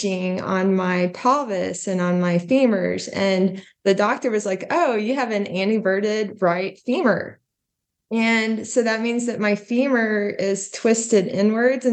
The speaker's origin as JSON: {"language": "English", "town": "Duncan", "region": "Oklahoma", "country": "United States", "tie": "born or raised there", "said": "being from Oklahoma, we get tornadoes. You know, I grew up as a kid, like, you know, had tornado warnings all the time"}